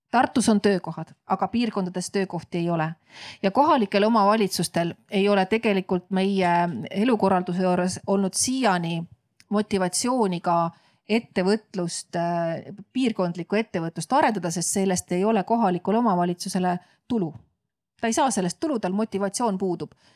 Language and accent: Estonian; Viljandi, Viljandi County, Estonia; tuli tema pere siis Viljandisse elama ja kohtus seal minu mulgist isaga, et isa on mul eestlane, ema ingeri soomlane